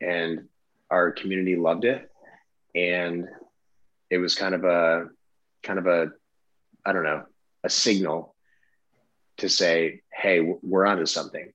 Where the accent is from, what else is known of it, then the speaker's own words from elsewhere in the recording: Traverse City, Michigan, United States; I'm born and raised in Traverse City, Michigan, which again is northern Michigan on the coast of Lake Michigan